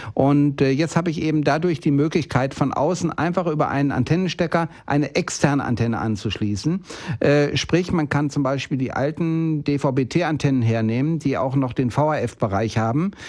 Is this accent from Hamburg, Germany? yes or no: no; Bielefeld, North Rhine-Westphalia, Germany; moved away; ich bin jetzt gerade in Bielefeld oben gewesen, in meiner Heimatstadt